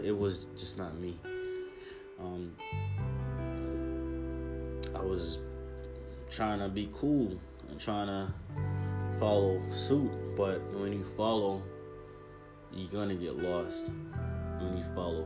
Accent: Jamaica; now in United States; I'm Jamaican. I grew up seeing this culture.

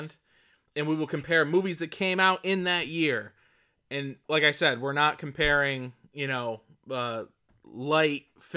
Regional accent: outside of Syracuse, New York, United States; I grew up rural outside of Syracuse

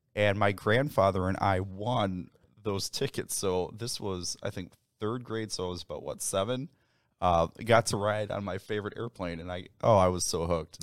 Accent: Winfield, Illinois, United States; now in Aurora, United States; So I was born and raised in Winfield, Illinois, uh, before we moved out to Aurora

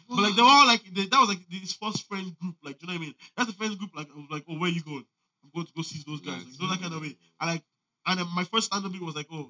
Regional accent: Cork, Ireland; I grew up in Balibola

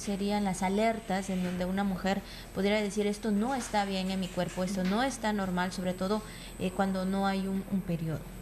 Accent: Mexico

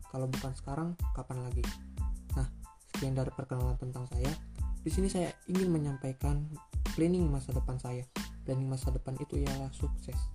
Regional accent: North Sumatra, Indonesia; For your information, saya ini orang Batak

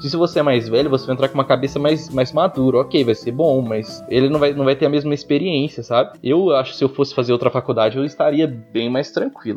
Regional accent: Minas Gerais, Brazil; now in São Paulo, Brazil; eu sou de outro estado, né? sou lá de Binas então é, imagina, bicho, você saiu de uma cidade pequenininha

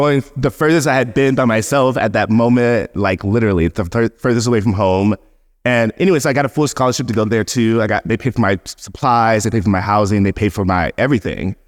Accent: Seale, Alabama, United States; moved away; also born or lived in Brooklyn / Margate; I'm from Seal, Alabama

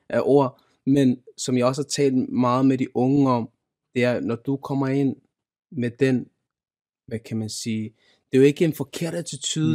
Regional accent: Denmark; Jeg er født og opvokset i Danmark

